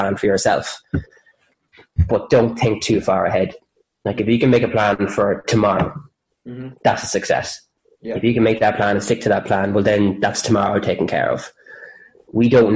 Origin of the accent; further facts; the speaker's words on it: Cavan, Ulster, Ireland; moved away; also born or lived in Drogheda / Carlow; originally a Cavan man